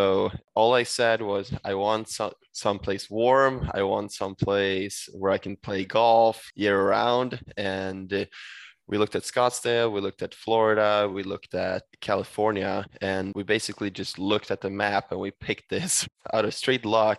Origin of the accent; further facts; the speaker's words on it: Sweden; English is a second language; No, exactly. I mean, where I'm from in Sweden, we get minus 10 at times.